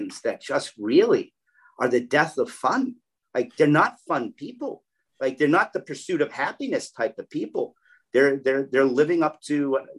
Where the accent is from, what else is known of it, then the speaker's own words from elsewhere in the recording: Massachusetts, United States; I came from Massachusetts